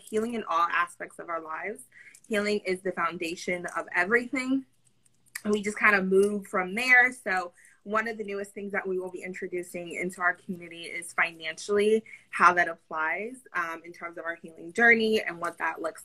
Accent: Pennsylvania, United States; I grew up in Pennsylvania

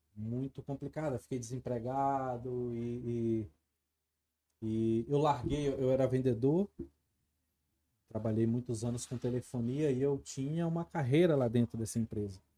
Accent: Brasília, Federal District, Brazil; sou nascido e criado aqui em Brasília, sou nascido e criado no Recanto, Recanto das Emas.

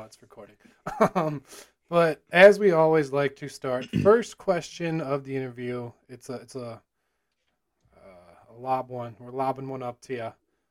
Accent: Illinois, United States; It's from Noon Whistle, probably one of the better breweries from my hometown.

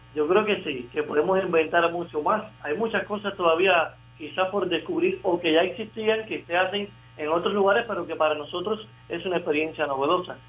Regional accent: Cuba; somos los cubanos

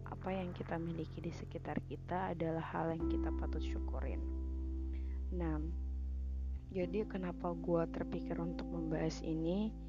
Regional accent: Sulawesi, Indonesia; kan ceritanya gue dari Sulawesi kan kuliah di Unsri.

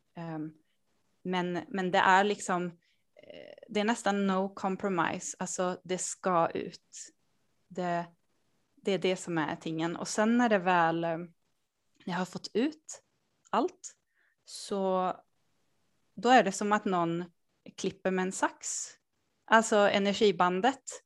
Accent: Sweden; also born or lived in Norway / Denmark; jag bor och kommer från Sverige. Eh, jag har finska föräldrar

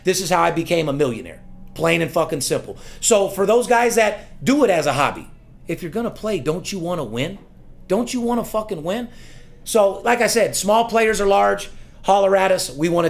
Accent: Las Vegas, Nevada, United States; You got to love my city. Listen. Yep. Born and raised in Las Vegas.

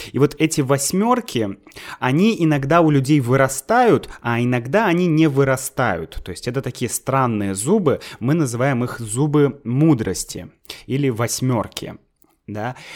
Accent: Saint Petersburg, Russia; moved away as an adult; now in Moscow, Russia; я сам из Санкт-Петербурга

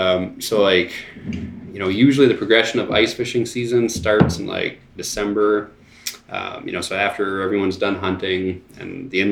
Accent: Sault Ste. Marie, Michigan, United States; we grew up on the St. Mary's River in Sault Ste. Marie. So, like, we had a boat lift. The boat was literally right there.

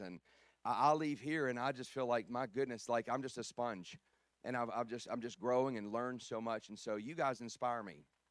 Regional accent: Baton Rouge, Louisiana, United States; I'm from South Louisiana. I grew up in Baton Rouge

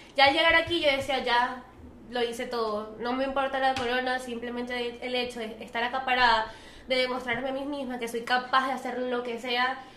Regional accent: Venezuela; soy venezolana

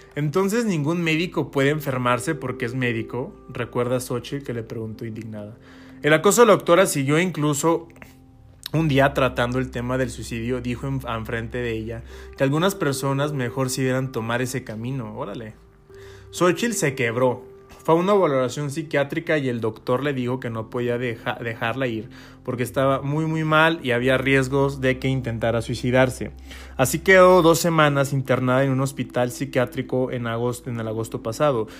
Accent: San Luis Potosí, Mexico; Yo soy de San Luis Potosí

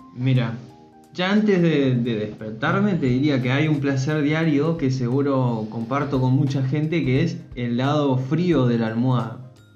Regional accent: Formosa, Argentina; moved away; cerca de mi casa, allá en Formosa

